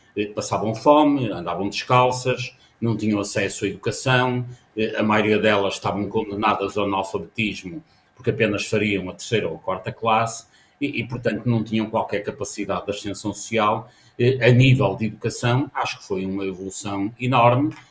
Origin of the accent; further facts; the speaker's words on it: Castelo, Alto Minho, Norte, Portugal; eu nasci em Castelo, no Alto Minho